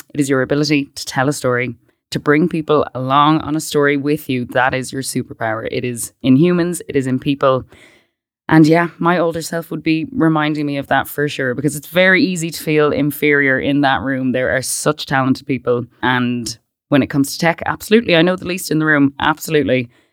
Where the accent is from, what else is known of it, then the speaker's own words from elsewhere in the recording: Westport, Connacht, Ireland; moved away as an adult; I grew up in Westport, which, for anyone that doesn't know, it's a kind of a big town.